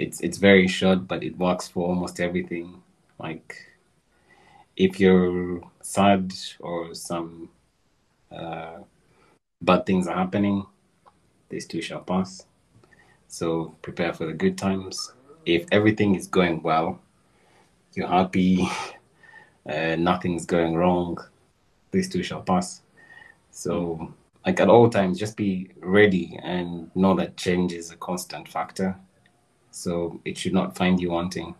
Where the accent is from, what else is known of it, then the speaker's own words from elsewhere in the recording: Kampala, Central Region, Uganda; I was born in Kampala. I was born in Mengo Hospital.